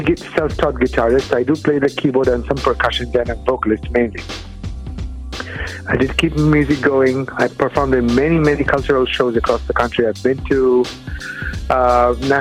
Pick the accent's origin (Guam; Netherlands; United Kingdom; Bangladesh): Bangladesh; first language Bengali; English is a second language; moved away as an adult; also born or lived in Michigan, United States; now in United States; I'm from a little country across the globe called Bangladesh. I moved to the U.S. to do my PhD in physics.